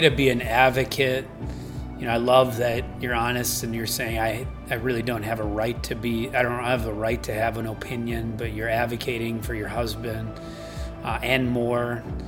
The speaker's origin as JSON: {"language": "English", "region": "Central Wisconsin", "country": "United States", "tie": "born or raised there", "said": "I grew up in Central Wisconsin"}